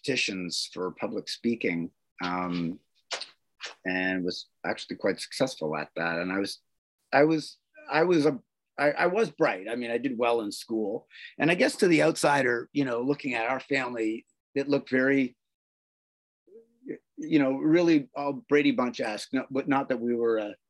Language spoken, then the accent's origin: English; Toronto, Ontario, Canada; I'm Canadian, born in Toronto, and was raised by very loving parents